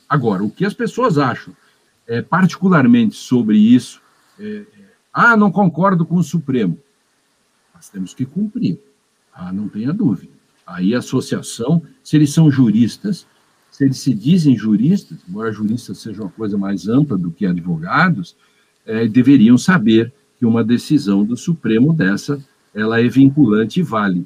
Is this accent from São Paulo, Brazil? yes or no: no; Agudo, Rio Grande do Sul, Brazil; Eu nasci a dois quilômetros do lugar em que encontraram esse dinossauro